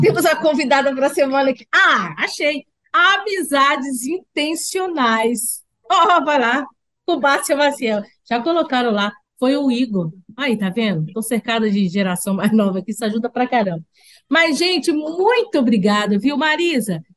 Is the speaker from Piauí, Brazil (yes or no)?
no; Minas Gerais, Brazil; moved away; eu sou mineira, uai.